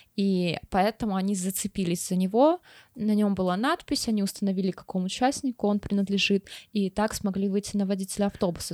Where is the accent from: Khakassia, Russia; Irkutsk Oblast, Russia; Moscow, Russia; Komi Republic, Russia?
Komi Republic, Russia; Pechora; Я, короче, из Печоры, и это позволяет мне унижать другие города, потому что хуже моего города найти, ну, сложно